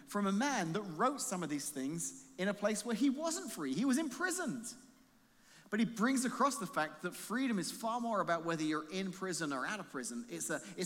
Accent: England, United Kingdom; now in United States; being an Englishman

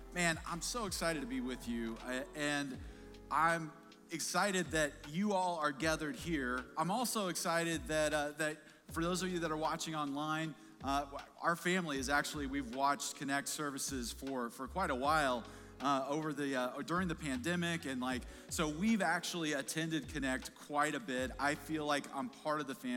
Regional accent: Kansas City, Missouri, United States; we're big Chiefs fans. We're from Kansas City

